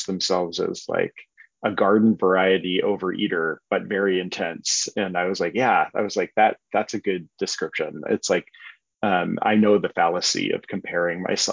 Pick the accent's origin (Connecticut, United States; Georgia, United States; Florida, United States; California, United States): California, United States; Berkeley; I grew up here in Berkeley